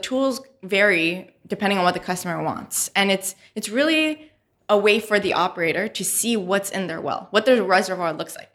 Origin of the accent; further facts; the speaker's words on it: Montreal, Quebec, Canada; moved away as an adult; also born or lived in San Andres, Colombia; now in Houston, United States; we moved to Montreal